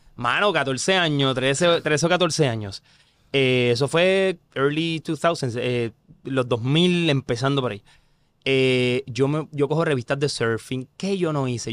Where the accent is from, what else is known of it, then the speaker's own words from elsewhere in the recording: Corozal, Puerto Rico; yo soy del pueblo de Corozal, yo soy corozaleño